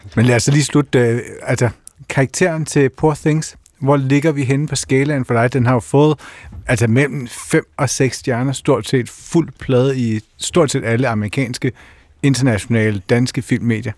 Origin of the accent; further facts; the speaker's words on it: Kerteminde, Southern Denmark, Denmark; moved away; jeg kommer fra Kærtminde på Fyn